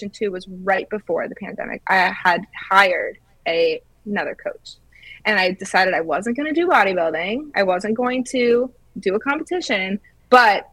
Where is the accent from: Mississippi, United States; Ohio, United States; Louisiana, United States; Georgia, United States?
Georgia, United States; moved away as an adult; also born or lived in Illinois / Florida; I'm from Georgia